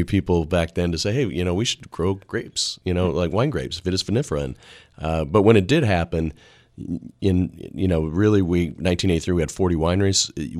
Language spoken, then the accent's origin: English; Washington, United States; Yeah, I grew up in Central Washington, and, you know, wine was not a big part of our culture in Washington.